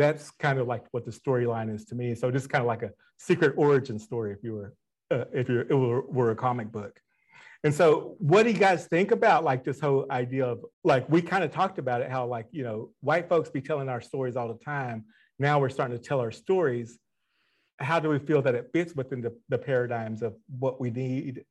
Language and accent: English; Broken Bow, Oklahoma, United States; I'm from Broken Bow